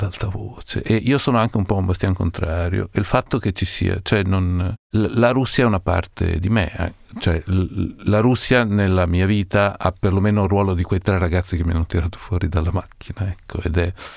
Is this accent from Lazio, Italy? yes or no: no; Parma, Emilia-Romagna, Italy; il posto dove sono nato, Parma